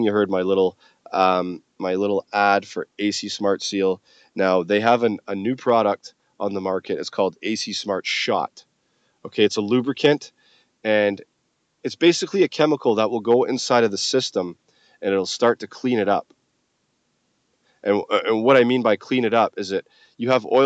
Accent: Scotland, United Kingdom; moved away; I'm originally from Scotland

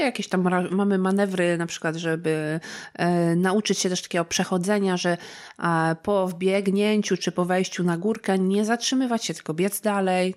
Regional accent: Gorlice, Lesser Poland, Poland; w okolicach Gorlic. To są też moje strony.

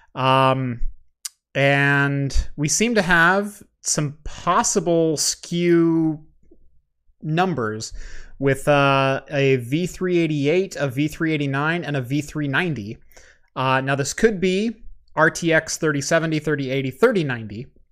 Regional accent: Eugene, Oregon, United States; I am from Eugene

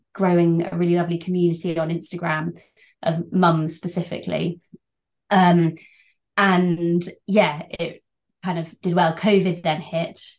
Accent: Birmingham, West Midlands, United Kingdom; moved away as an adult; also born or lived in China; now in Oxford, United Kingdom; I grew up in Birmingham, but uh, I've spent a lot of time living overseas and then settled yeah, in Oxford

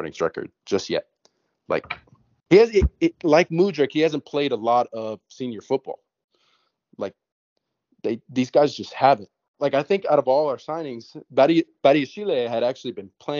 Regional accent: United States; being an American and being, you know, very used to American sports

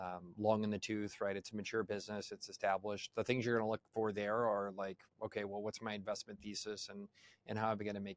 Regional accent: United States; I'm sorry for being an American

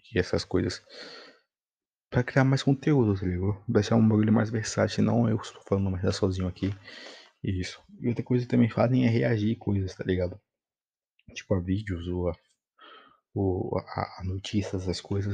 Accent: Bahia, Brazil; Eu tenho que falar mim, porque eu sou baiano.

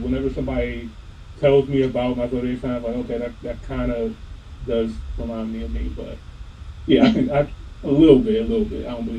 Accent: United States; So I'm from the United States, college grad, I'm in IT now.

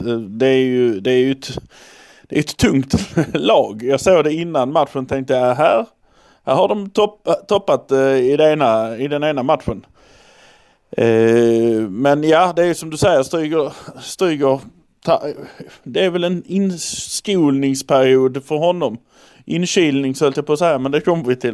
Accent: Malmö, Skåne, Sweden; vi är från Malmö

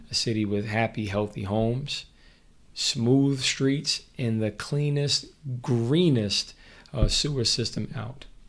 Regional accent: Mount Vernon, New York, United States; I grew up in Mount Vernon.

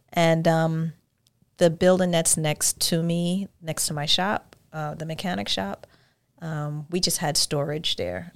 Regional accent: New York, United States; moved away as an adult; now in Georgia, United States; I'm from New York

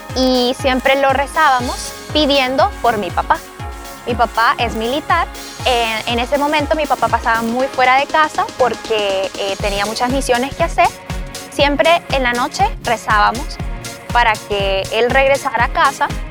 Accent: Honduras; tengo 28 años y soy de Honduras.

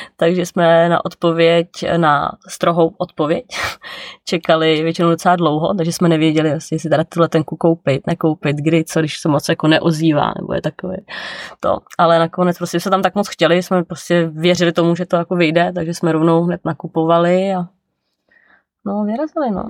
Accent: Czechia; moved away as an adult; also born or lived in New Zealand

